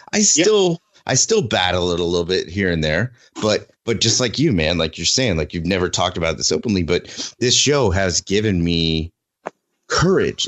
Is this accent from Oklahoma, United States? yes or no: yes; Oklahoma, United States; moved away; my home state of oklahoma